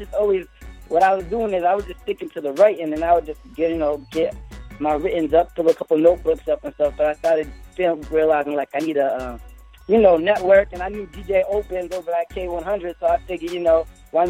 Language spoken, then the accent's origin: English; Somerville, Massachusetts, United States; coming live. I'm from LaVille, Somerville, Massachusetts.